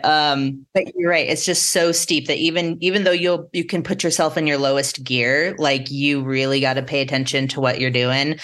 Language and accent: English; La Junta, Colorado, United States; moved away; I grew up in the Southeastern Plains, so out kinda even closer to Kansas